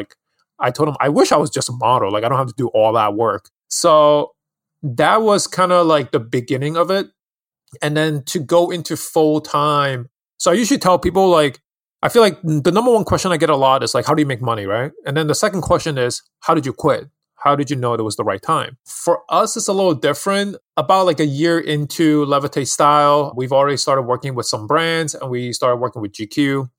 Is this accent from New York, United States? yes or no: yes; New York City, New York, United States; also born or lived in Hong Kong; Yeah, so I'm actually born and raised in Hong Kong, and I moved to New York City in Queens when I was 10. So a New Yorker here, I grew up here.